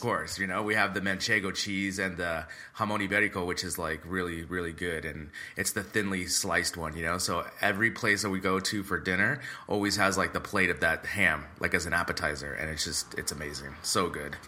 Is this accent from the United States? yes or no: yes; United States; now in Madrid, Spain; I'm the American cousin for my friend's family